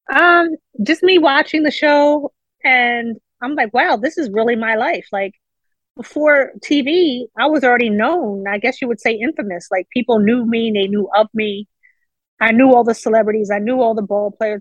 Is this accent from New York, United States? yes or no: no; Baltimore, Maryland, United States; I grew up in Baltimore City, inner city Baltimore, East Baltimore to be exact